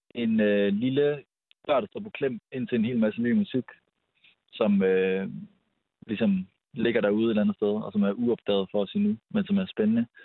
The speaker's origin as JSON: {"language": "Danish", "town": "Aarhus", "region": "Central Denmark Region", "country": "Denmark", "moved": "yes", "lives_now": "Copenhagen, Denmark", "said": "Vi er oprindeligt fra Aarhus"}